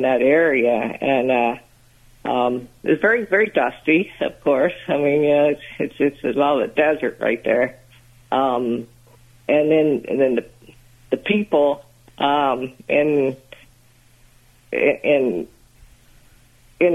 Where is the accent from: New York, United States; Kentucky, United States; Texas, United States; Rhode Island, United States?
Kentucky, United States; Morganfield; moved away as an adult; also born or lived in Washington D.C. area; now in Florida, United States; Originally, I'm from Morganfield, Kentucky, in the northwestern part of Kentucky, not far from Illinois and Indiana